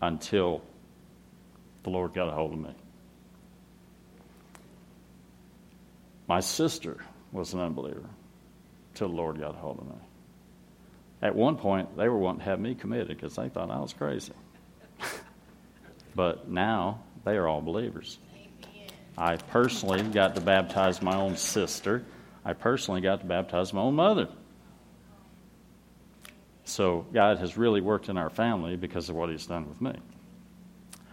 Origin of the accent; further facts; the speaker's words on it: Florida, United States; I'm from Florida